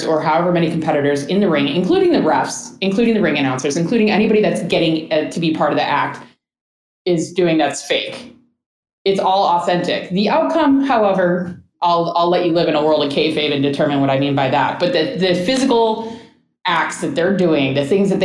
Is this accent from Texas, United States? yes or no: no; Chicago, Illinois, United States; I'm from Chicago